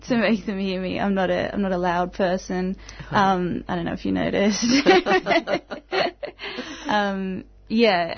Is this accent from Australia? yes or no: yes; Tasmania, Australia; now in Melbourne, Australia; I'm from Tasmania as well